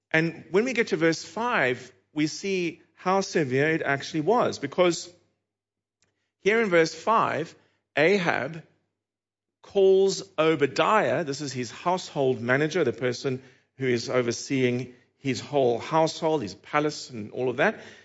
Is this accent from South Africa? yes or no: yes; Cape Town, Western Cape, South Africa; accent: South African; moved away; my accent is South African, if you were wondering, and, uh, in February two thousand and eighteen, I was back there in the city of Cape Town, which is where I'm from